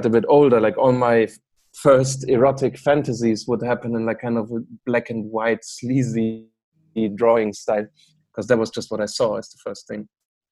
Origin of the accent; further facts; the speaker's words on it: Bremen, Germany; moved away as an adult; now in Amsterdam, Netherlands; I'm from Bremen, which is in the north of Germany, kind of close to Hamburg.